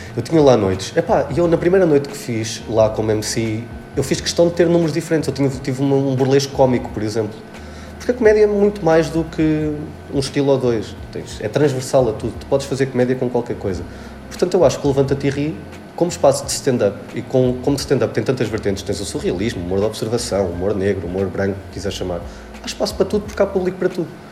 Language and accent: Portuguese; Arganil, Centro, Portugal; quando eu cheguei a Arganil, à minha terra